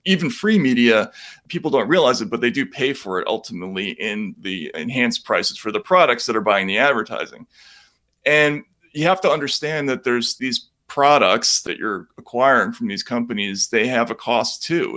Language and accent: English; Boston, Massachusetts, United States; I'm from Boston